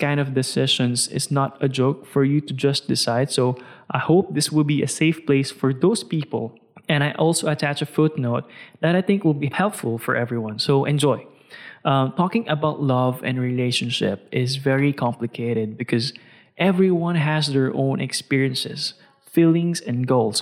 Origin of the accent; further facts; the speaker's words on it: Philippines; I'm a Filipino